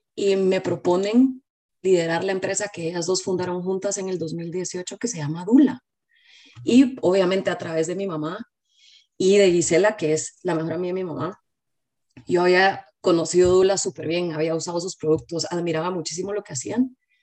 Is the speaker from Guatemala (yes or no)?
yes; Guatemala; moved away as an adult; now in United States; Vivo en Estados Unidos, pero soy de Guatemala.